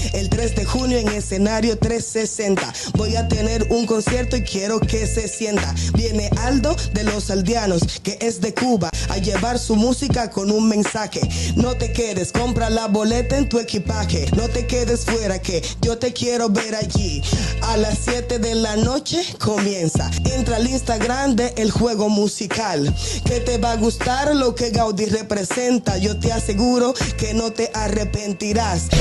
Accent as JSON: {"language": "Spanish", "country": "Dominican Republic", "said": "yo soy de los Mila"}